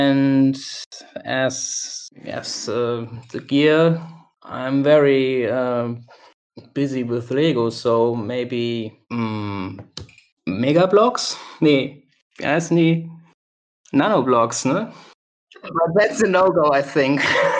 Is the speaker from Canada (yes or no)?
no; Germany; English is a second language; Well, I'm from Germany. I'm based in Cologne, Germany. That's in the west of Germany.